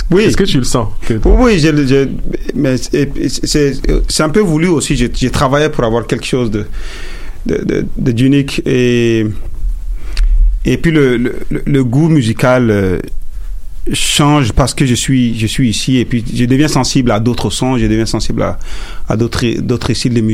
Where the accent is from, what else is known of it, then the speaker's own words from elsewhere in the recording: Montreal, Quebec, Canada; Aujourd'hui, je suis canadien. J'ai fait du Afrotronics aussi parce que je suis de Montréal. Moi, je me sens plus montréalais que, euh, que, canadien